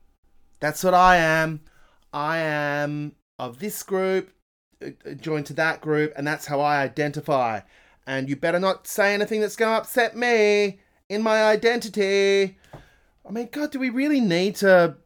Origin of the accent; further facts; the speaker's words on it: Australia; We are Australian.